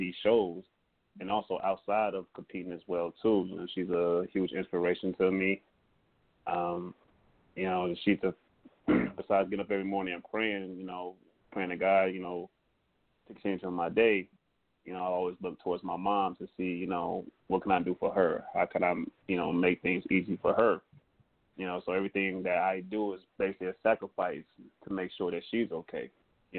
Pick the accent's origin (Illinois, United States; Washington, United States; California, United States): Illinois, United States; Kankakee; I'm from Kankakee